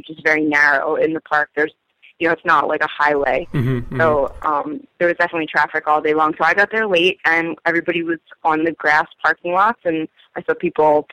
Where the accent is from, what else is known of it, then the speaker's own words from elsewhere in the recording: Philadelphia, Pennsylvania, United States; I am from Philadelphia.